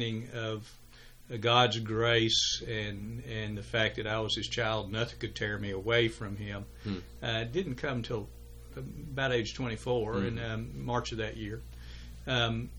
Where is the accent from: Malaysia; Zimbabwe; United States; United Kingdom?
United States; Chattanooga, Tennessee; moved away as an adult; also born or lived in Augusta, Georgia; Chattanooga, Tennessee, which was my home